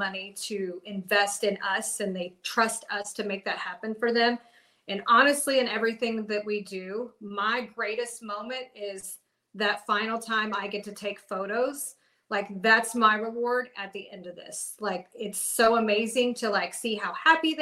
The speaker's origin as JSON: {"language": "English", "town": "Cumming", "region": "Georgia", "country": "United States", "said": "I'm from Cumming"}